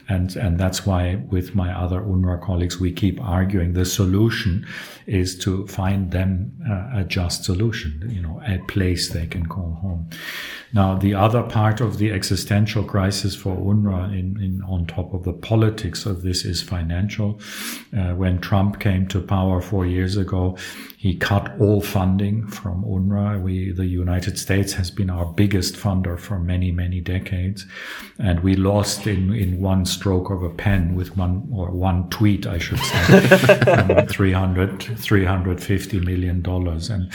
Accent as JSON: {"language": "English", "country": "South Africa", "tie": "born or raised there", "also_born_or_lived": "Berlin, Germany", "moved": "yes", "said": "I grew up in South Africa in apartheid days."}